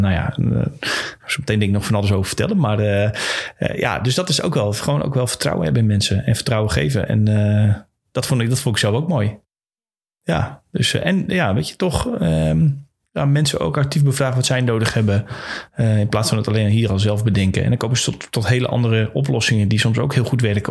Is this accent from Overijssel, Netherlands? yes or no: no; Friesland, Netherlands; We komen altijd uit Friesland